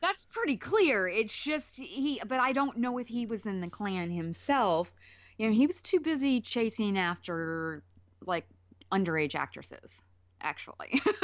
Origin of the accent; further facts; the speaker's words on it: Alabama, United States; moved away; also born or lived in California; Growing up in Alabama, 'cause like I said, I moved there when I was four